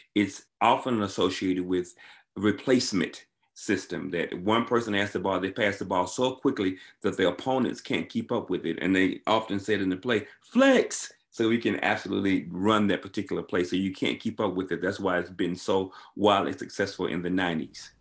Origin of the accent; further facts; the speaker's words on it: Alabama, United States; I grew up in Alabama